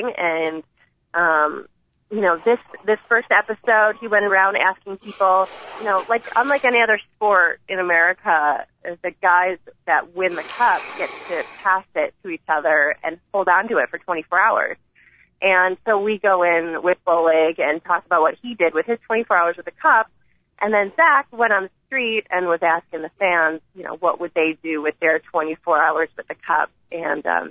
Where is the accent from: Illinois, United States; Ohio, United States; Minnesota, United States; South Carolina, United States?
Illinois, United States; Chicago; I'm from Chicago